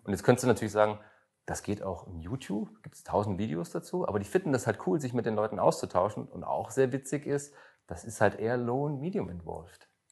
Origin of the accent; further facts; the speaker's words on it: Germany; ich komme aus Deutschland